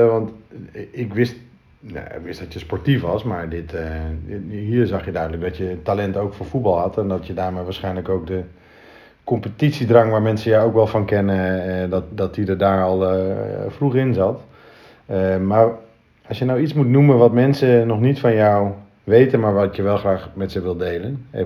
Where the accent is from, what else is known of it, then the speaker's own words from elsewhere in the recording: Friesland, Netherlands; also born or lived in Groningen; Ik ben een trotse Fries. Een trotse Fries.